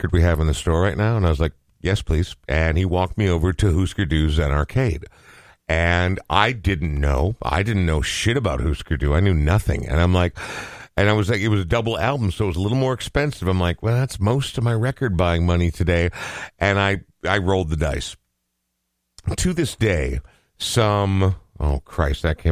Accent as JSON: {"language": "English", "town": "Coon Rapids", "region": "Minnesota", "country": "United States", "tie": "born or raised there", "said": "We grew up in Coon Rapids"}